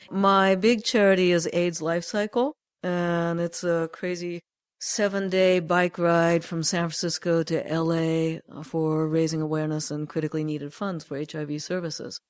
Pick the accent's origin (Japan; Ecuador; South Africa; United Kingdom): Japan; moved away; I grew up in Japan